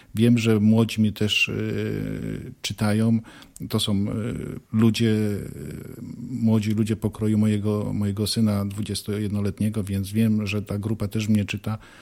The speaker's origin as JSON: {"language": "Polish", "town": "Zduńska Wola", "region": "Łódź Voivodeship", "country": "Poland", "tie": "born or raised there", "also_born_or_lived": "Turek / Bełchatów", "said": "urodziłem się w Turku. Y, do Zduńskiej Woli przyprowadziłem się wraz z rodzicami, gdy byłem w pierwszej klasie y, szkoły podstawowej. Mieszkałem tutaj no, do 20 roku życia"}